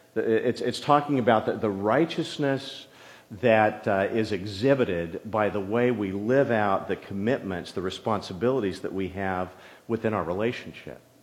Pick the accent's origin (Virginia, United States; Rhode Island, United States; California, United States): California, United States; San Jose; also born or lived in farm country; when we moved to San Jose, my dad wanted to have, you know, property big enough where he could park his plumbing trucks. And so that meant we were in East San Jose